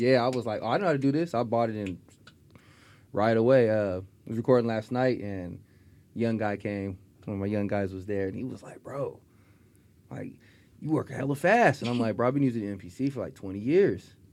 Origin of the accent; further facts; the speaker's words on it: Stockton, California, United States; also born or lived in Spokane, Washington; I grew up in Stockton